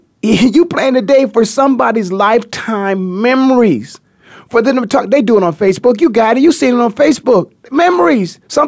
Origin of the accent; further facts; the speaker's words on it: Canton, Ohio, United States; I'm from the Hall of Fame city, Canton, Ohio.